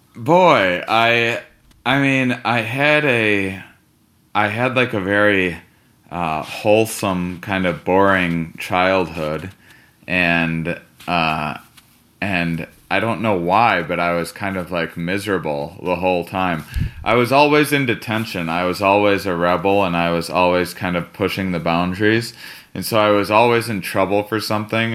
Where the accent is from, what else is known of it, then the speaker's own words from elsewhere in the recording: Wisconsin, United States; I'm from Wisconsin